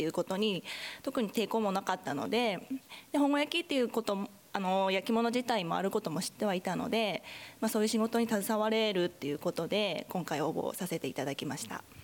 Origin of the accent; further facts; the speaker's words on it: Aizuwakamatsu, Fukushima, Japan; 私自身会津若松市の出身だった